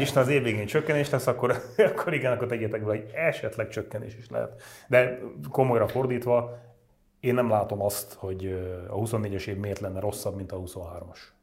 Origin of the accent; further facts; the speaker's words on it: Nógrád, Hungary; moved away; én magam ugye Nógrádból származom, elmegyek haza Nógrádba